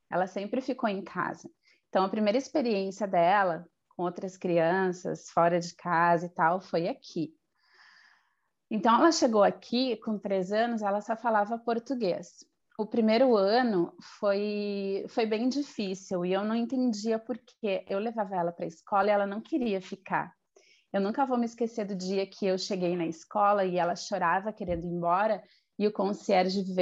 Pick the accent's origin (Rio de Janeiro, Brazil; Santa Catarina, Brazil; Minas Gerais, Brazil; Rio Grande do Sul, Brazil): Rio Grande do Sul, Brazil; Porto Alegre; moved away as an adult; now in Madrid, Spain; sou gaúcha de Porto Alegre, no Rio Grande do Sul, e por sinal está fazendo um frio lá totalmente oposto daqui da Espanha. E eu moro em Madrid há cinco anos. Vim de Malicuia em 2016.